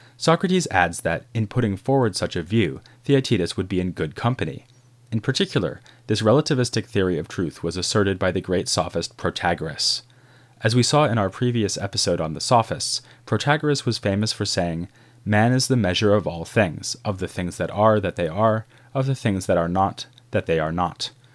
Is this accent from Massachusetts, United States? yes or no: yes; Boston, Massachusetts, United States; I grew up in Boston